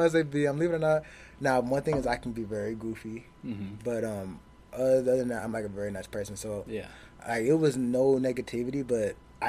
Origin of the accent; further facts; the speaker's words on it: Arlington, Texas, United States; Yes, I'm actually from Arlington.